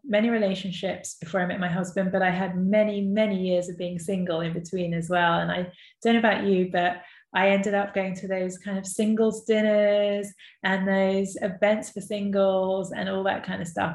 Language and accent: English; London, United Kingdom; also born or lived in Leeds / Tel Aviv, Israel; growing up in London, there was plenty of sort of Jewish influences.